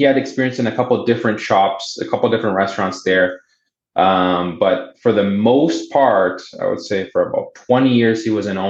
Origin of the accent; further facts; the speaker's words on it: Boston, Massachusetts, United States; I was born in Boston. My parents are Brazilian immigrants